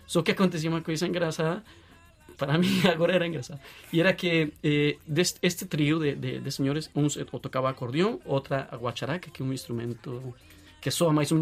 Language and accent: Portuguese; Caquetá, Colombia; Portuguese is a second language; moved away as an adult; now in Portugal; as Farc tinham muita influência em Caquetá e em toda a parte onde eu cresci